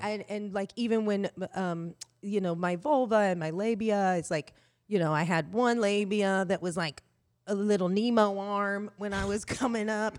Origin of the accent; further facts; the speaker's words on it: Indiana, United States; I grew up in Indiana